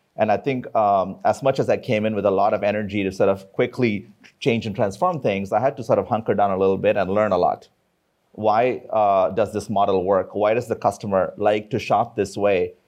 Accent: India; I come from India.

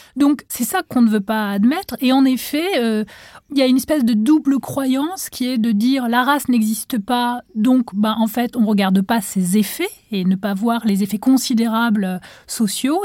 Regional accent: Tunisia; moved away as an adult; now in France; j'ai grandi en Tunisie, et donc en arrivant en France

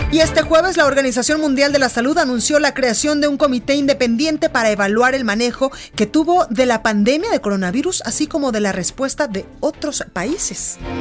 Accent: Guadalajara, Jalisco, Mexico; now in Mexico City, Mexico

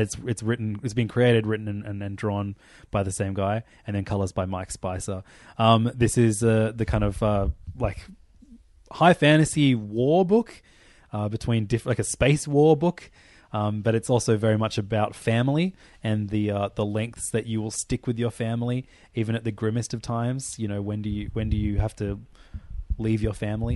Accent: Australia; I'm Australian

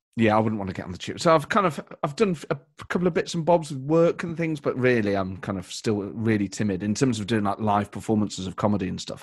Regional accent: Nottingham, East Midlands, United Kingdom; I'm from Nottingham, I'm from the Midlands, so we kind of, even though I'm very proud of having a distinct East Midlands identity

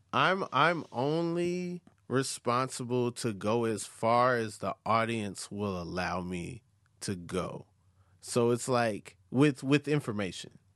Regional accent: the South, United States; I'm from the South

